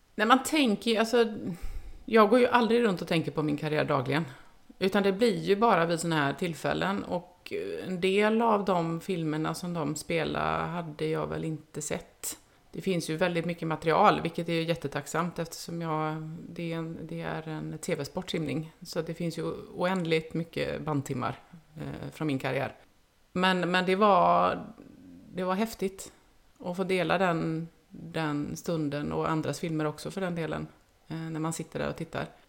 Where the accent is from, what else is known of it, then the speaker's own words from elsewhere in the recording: Uddevalla, Västra Götaland, Sweden; now in Gothenburg, Sweden; jag kommer inte från Göteborg, jag kommer från Uddevalla, men bor i Göteborg